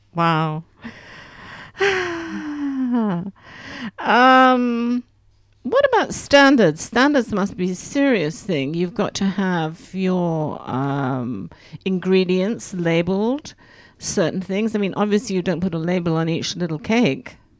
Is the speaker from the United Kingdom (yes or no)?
yes; England, United Kingdom; now in Grenoble, France; I'm English